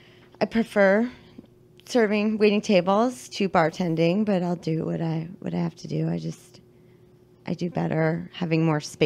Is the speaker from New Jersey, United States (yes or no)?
no; Great Falls, Virginia, United States; moved away as an adult; now in Washington, D.C., United States; I grew up in Northern Virginia, beautiful Great Falls, Virginia. And I've been living in D.C. for, I think, 14 years, 15 years, something like that.